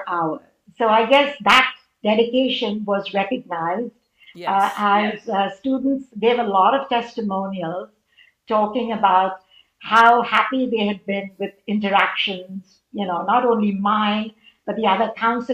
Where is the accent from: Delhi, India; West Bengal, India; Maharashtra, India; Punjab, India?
Maharashtra, India; Mumbai; moved away as an adult; go back after these 35 years to my hometown, Mumbai, India